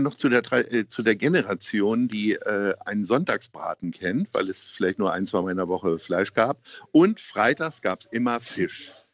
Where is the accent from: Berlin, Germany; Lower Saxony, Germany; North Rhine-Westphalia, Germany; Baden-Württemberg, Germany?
Lower Saxony, Germany; Hanover; now in Hamburg, Germany; Ich komme ja selber aus Hannover